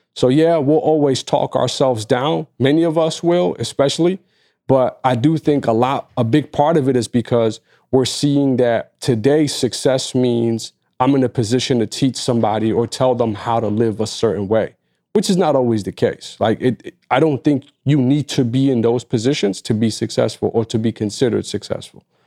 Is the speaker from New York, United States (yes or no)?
yes; New York, United States; as a New Yorker